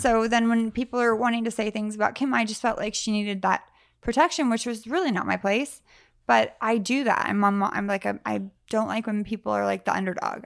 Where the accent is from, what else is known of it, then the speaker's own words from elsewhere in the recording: Sacramento, California, United States; also born or lived in San Francisco; I grew up kind of, I was Sacramento, San Francisco